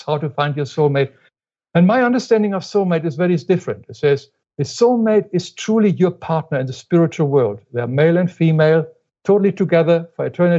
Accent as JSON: {"language": "English", "country": "Germany", "tie": "born or raised there", "moved": "as an adult", "lives_now": "United States", "said": "When I grew up in Germany, of course, we do not say I love you to our parents or anything"}